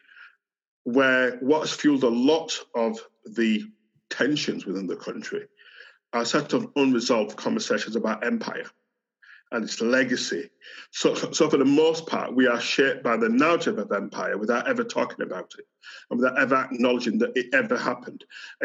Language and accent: English; Yorkshire and the Humber, United Kingdom; accent: Yorkshire; I've grown up as a migrant in Britain. So this is a Yorkshire accent. So I've got a British passport, spent all my life in Britain